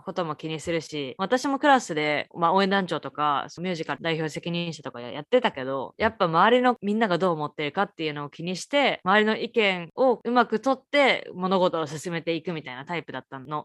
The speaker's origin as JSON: {"language": "Japanese", "country": "Japan", "tie": "born or raised there", "also_born_or_lived": "Canada / United States", "moved": "as an adult", "lives_now": "Boston, United States", "said": "日本生まれ日本育ち右脳派カナダの語学学校アメリカのコミカレ4年生大学を卒業後現在ボストンでスポーツテック系の会社に勤務"}